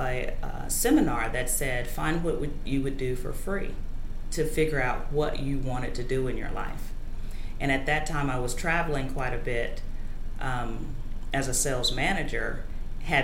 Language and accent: English; Chicago, Illinois, United States; now in Austin, United States; Coming from the Midwest, growing up in Chicago